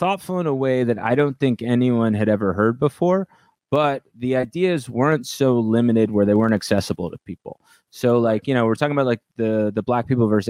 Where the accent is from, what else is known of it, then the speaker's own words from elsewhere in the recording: New Jersey, United States; I grew up in North Jersey